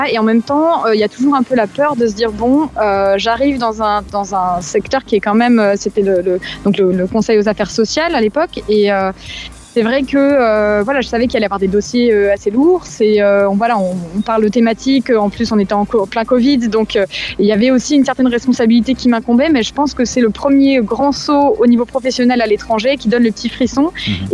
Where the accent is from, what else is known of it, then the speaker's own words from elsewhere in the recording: France; moved away as an adult; c'est aussi pour ça que je suis française de l'étranger depuis 8 ans maintenant.